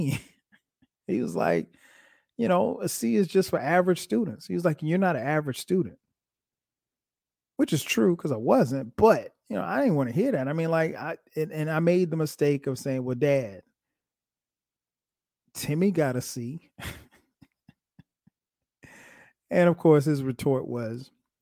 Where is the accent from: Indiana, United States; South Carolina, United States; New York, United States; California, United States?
South Carolina, United States; Florence; now in Atlanta, United States; I grew up in South Carolina. My hometown is Florence, South Carolina